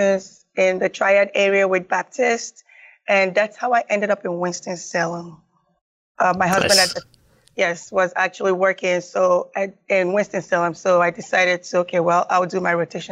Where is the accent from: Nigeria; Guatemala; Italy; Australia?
Nigeria; also born or lived in Raleigh, North Carolina / Asheville, North Carolina; now in United States; I was born and raised in Nigeria and I came to the U.S. maybe in 1997.